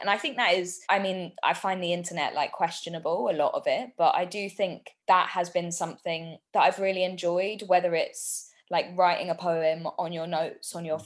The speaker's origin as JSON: {"language": "English", "region": "London", "country": "United Kingdom", "tie": "born or raised there", "said": "born and bred in North London. So I we kind of grew up in Southgate and then my parents split up and we moved further to kind of Enfield"}